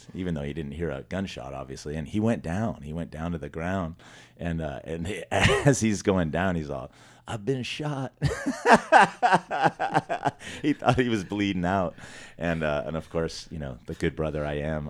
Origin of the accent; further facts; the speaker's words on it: Los Angeles County, California, United States; also born or lived in Simi Valley, California / San Fernando Valley, California; We lived in mostly L.A. County all my life